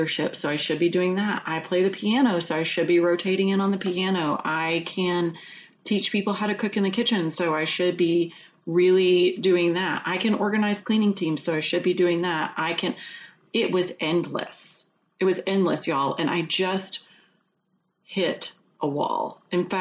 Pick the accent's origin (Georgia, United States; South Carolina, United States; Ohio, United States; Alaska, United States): Georgia, United States; moved away as an adult; also born or lived in New Hampshire; we just recently moved back to Georgia, where I'm from.